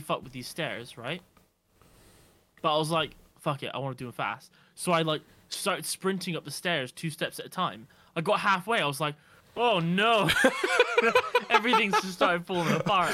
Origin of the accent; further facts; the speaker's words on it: Nottingham, East Midlands, United Kingdom; was born in, uh, Nottingham